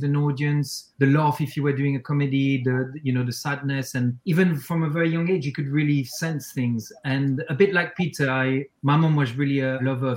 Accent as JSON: {"language": "English", "country": "Switzerland", "tie": "born or raised there", "also_born_or_lived": "New York", "moved": "as an adult", "lives_now": "United Kingdom", "said": "I was born and raised in Switzerland, French mom, Swiss father, and then I moved"}